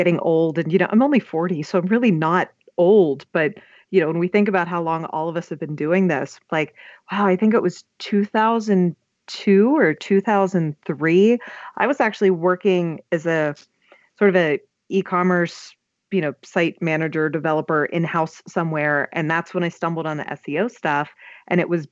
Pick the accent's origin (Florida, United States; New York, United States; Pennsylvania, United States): Pennsylvania, United States; Pittsburgh; I'm from Pittsburgh